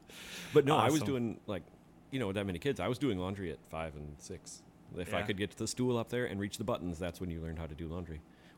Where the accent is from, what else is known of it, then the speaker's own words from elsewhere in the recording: Kenosha, Wisconsin, United States; also born or lived in Appleton; I'm from Kenosha. Actually, I was born here in 1982. I went to Shoreland Lutheran High School. And then I went to MLC for two, three years.